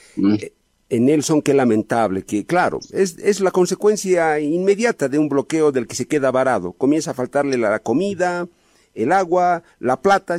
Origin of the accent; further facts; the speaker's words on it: Bolivia; yo también soy boliviano antes que periodista